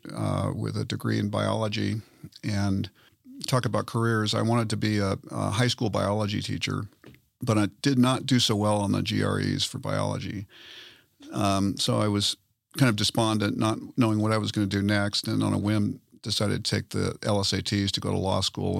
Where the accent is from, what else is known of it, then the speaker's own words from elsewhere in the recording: Southern California, United States; moved away as an adult; also born or lived in Colorado; now in Denver, United States; I grew up in Southern California